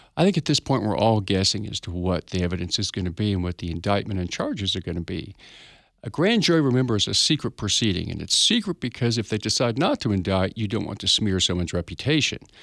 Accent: Tulsa, Oklahoma, United States; I'm from Tulsa, Oklahoma. I'm an attorney here, been here about, oh, all my life

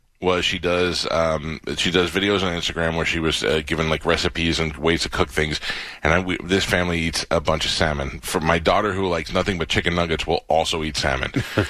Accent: New York, United States; I grew up in New York, so it was on the local Fox 5 channel.

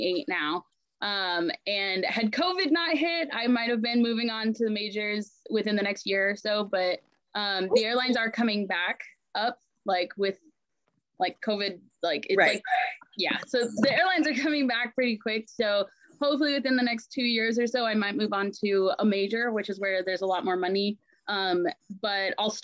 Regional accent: Ephrata, Washington, United States; also born or lived in Anchorage, Alaska; My mom moved us to Ephrata, Washington, this tiny, tiny little town in the middle of Washington, when I was in third grade. And then I've lived here ever since.

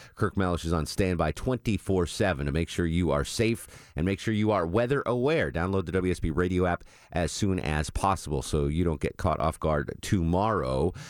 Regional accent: Connecticut, United States; Growing up in Connecticut in the seventies to eighties

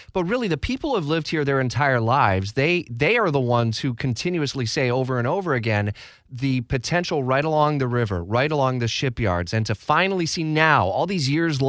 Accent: Detroit, Michigan, United States; moved away; I grew up in Detroit or Metro Detroit.

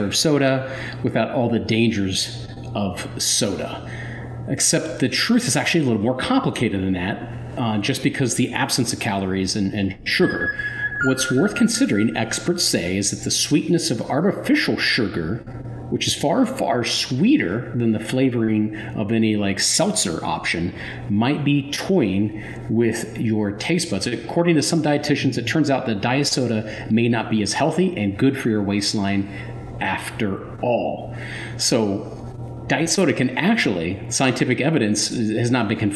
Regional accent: Springfield, Ohio, United States; when I was a kid growing up in Springfield

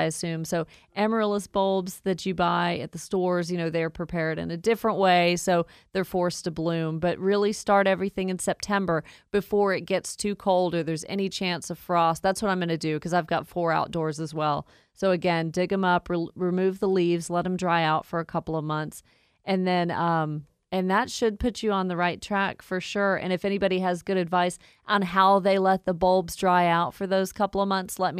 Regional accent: Woodstock, Georgia, United States; accent: Southern twang; I grew up in Woodstock, so almost have the Southern twang, very similar.

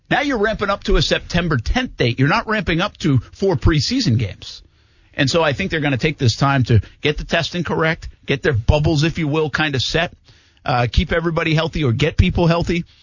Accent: Albany, New York, United States; moved away as an adult; I come from Albany, New York, you know, 12 years ago. And when I left, they were doing camp in, in Albany.

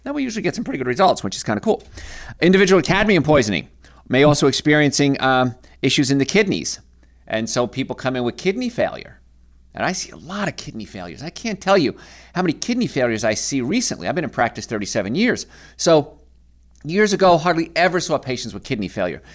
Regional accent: Hoboken, New Jersey, United States; I grew up in Hoboken, New Jersey, in apartments

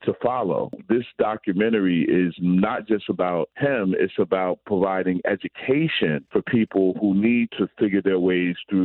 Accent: Newark, New Jersey, United States; moved away; you and I, Rodney, we're both from Newark

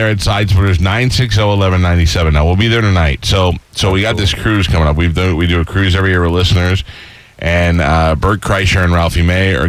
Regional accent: New York, United States; I'm from New York

